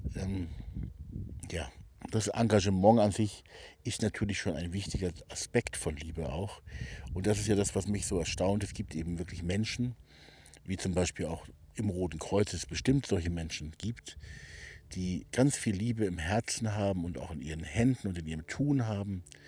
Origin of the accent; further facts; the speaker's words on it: Hamburg, Germany; moved away as an adult; ich selber bin geborener Hamburger, habe da also die ersten 20 Jahre meines Lebens auch verbracht